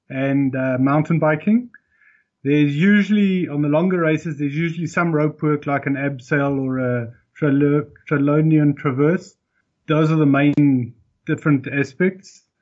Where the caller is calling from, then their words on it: South Africa; i'm in south africa